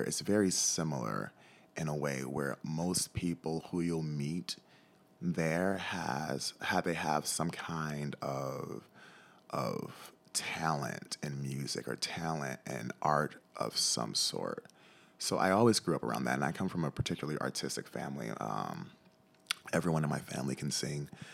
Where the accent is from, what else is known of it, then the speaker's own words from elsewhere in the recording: Detroit, Michigan, United States; moved away as an adult; now in Ketchikan, United States; growing up in Detroit